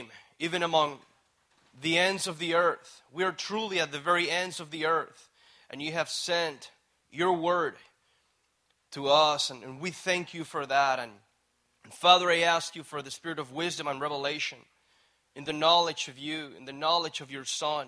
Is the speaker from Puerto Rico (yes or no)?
yes; Puerto Rico; moved away as an adult; I actually flew from Puerto Rico here. And anyways, I was born, raised there